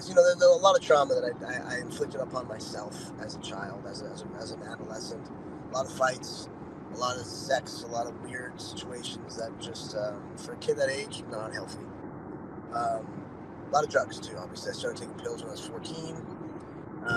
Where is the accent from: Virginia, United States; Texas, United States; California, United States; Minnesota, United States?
California, United States; Dana Point; also born or lived in Newport Beach, California / Laguna Beach, California / San Clemente, California; Yeah, I grew up in Orange County. I was born in Newport Beach. Grew up in South County in Laguna, Dana Point, San Clemente